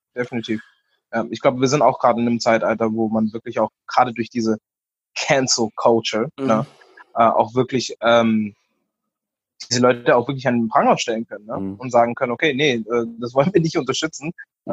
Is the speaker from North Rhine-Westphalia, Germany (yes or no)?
no; Stuttgart, Baden-Württemberg, Germany; also born or lived in North Carolina, United States; now in Berlin, Germany; ich bin ja in Stuttgart groß geworden